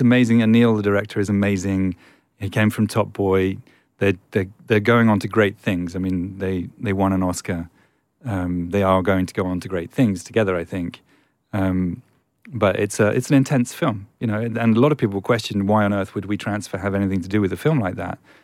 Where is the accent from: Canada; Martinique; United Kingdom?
United Kingdom; England; I'm English